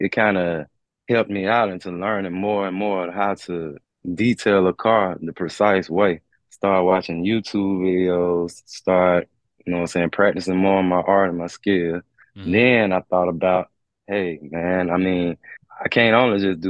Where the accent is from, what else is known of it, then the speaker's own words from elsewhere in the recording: Montgomery, Alabama, United States; I was born in Montgomery, Alabama, December 5th, 1985. Love my city